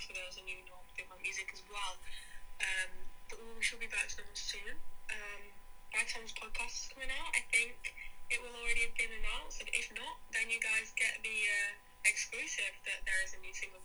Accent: Derbyshire, East Midlands, United Kingdom; I am a musician from Derbyshire.

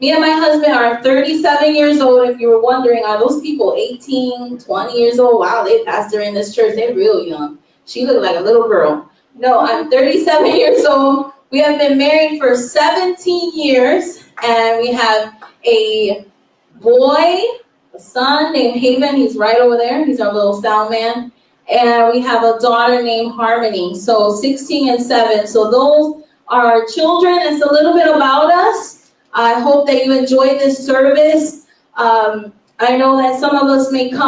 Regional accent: Chicago, Illinois, United States; moved away; we are originally from Chicago, Illinois. We come from the windy, cold city of Chicago, Illinois

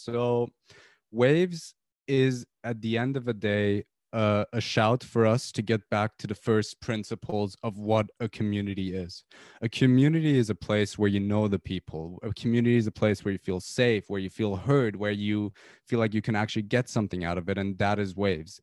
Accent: Tehran, Tehran Province, Iran; moved away as an adult; now in United Kingdom; I'm from Iran originally. I lived in Tehran all my life until I was eighteen, and I came to the U K four, four years ago

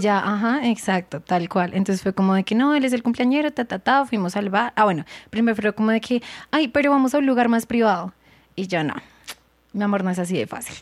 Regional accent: Colombia; moved away as an adult; now in Thailand; soy de Colombia

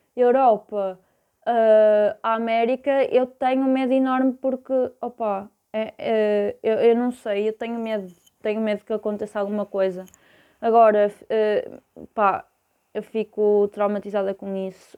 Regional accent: Porto, Norte, Portugal; eu sou do Porto

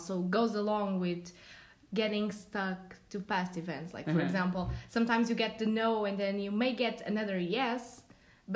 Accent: Portugal; I'm from Portugal.

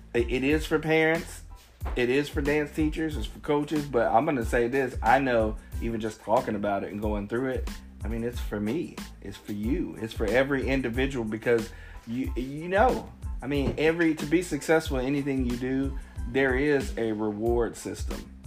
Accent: Cincinnati, Ohio, United States; I'm from Cincinnati, so we have this place called the United Dairy Farmer

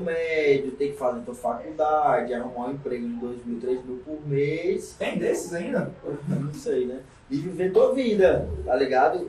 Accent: Caucaia, Ceará, Brazil; Vivi e nasci na Calcaia, tô até lá, até hoje

